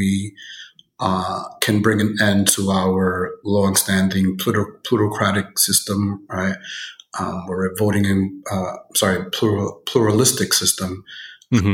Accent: New York City, New York, United States; I grew up in Bushwick

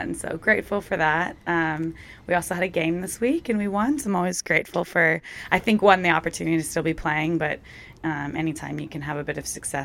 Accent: California, United States; moved away as an adult; also born or lived in Seattle, United States; now in Australia; I'm born in California. And I grew up there, lived there my whole life until I went to college in Seattle

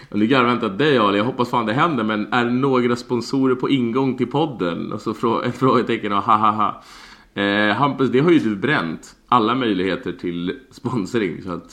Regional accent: Sweden; vi här hemma i Sverige

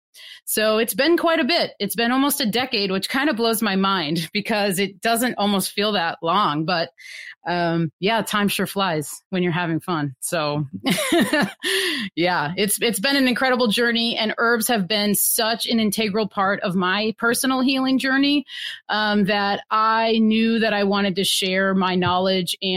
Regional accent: Wisconsin, United States; moved away as an adult; now in Pacific Northwest, United States; I'm originally from Wisconsin and been living out in the Pacific Northwest now for like 13 years

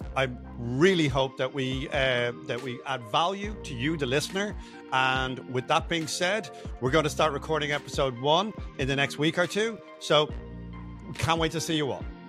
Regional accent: Dublin, Leinster, Ireland; moved away as an adult; now in United States; I'm, I'm Irish, I'm from Dublin.

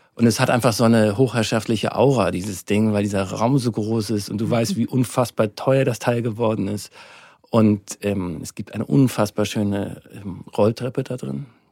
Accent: Hamburg, Germany; moved away as an adult; now in Munich, Germany; Also ich komme ursprünglich aus Hamburg, bin da geboren, aufgewachsen. Bis ich 25 war, war ich in Hamburg.

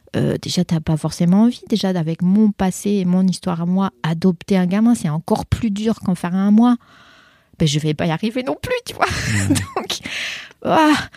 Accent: France; first language French; moved away as an adult; j'ai quitté la France donc il y a 25 ans. Donc j'ai passé plus de temps à l'étranger que dans mon pays natal

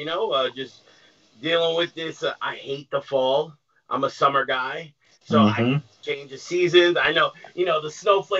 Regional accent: New York, United States; I grew up in New York.

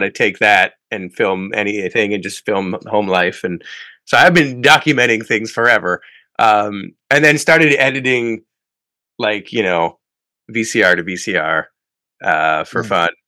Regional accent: Canada; when I was living my life, just being a Canadian, going across the border every day into work

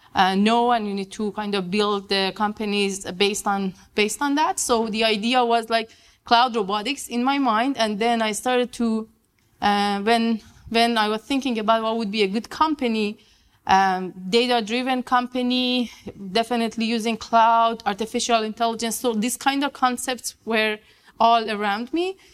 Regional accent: Iran; moved away as an adult; also born or lived in Vienna, Austria / Quebec, Canada; I'm from Iran. I did my master and um, bachelor in Iran.

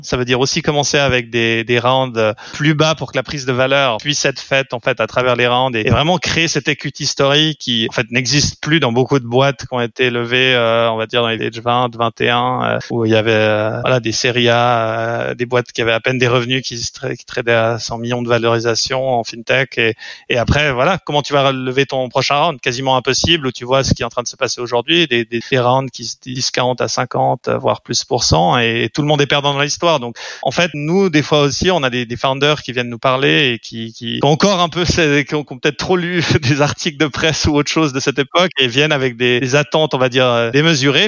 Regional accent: French-speaking Switzerland, Romandy, Switzerland; also born or lived in London; je suis suisse roman

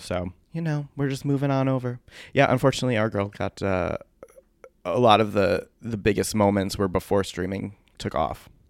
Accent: Milford, Connecticut, United States; my hometown of Milford, Connecticut

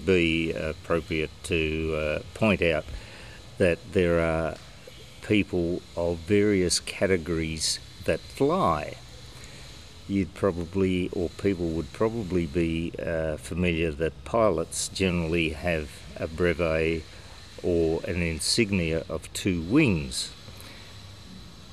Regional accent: Australia; also born or lived in Germany; And we wound up in Germany, where I was born, and then, because we were refugees, wound up in Australia in 1950.

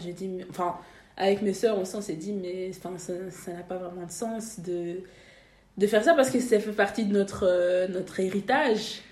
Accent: Brussels, Brussels-Capital Region, Belgium; also born or lived in Saint-Josse-ten-Noode / Asse, Flanders; J'ai grandi à Bruxelles

